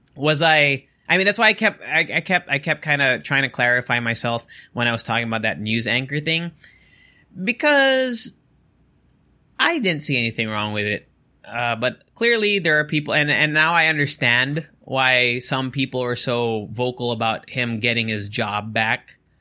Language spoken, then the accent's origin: English; Angeles, Central Luzon, Philippines; I'm from Angeles